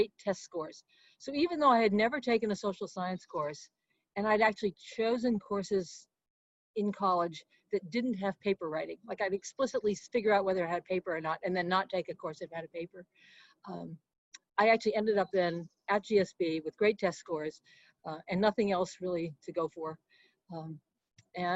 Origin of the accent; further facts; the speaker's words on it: Boston, Massachusetts, United States; moved away as an adult; also born or lived in East Chicago, Indiana; now in California, United States; settled in the Boston area, outside Boston. That's really where I grew